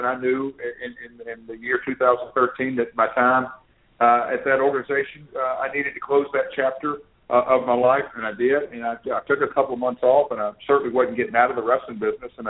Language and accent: English; Nashville, Tennessee, United States; I grew up here in Nashville